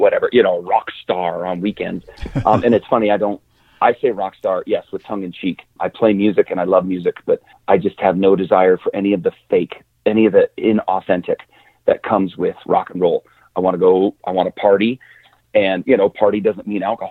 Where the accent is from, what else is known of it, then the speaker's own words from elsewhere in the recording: Wyoming, United States; moved away as an adult; also born or lived in Montana; I grew up in Wyoming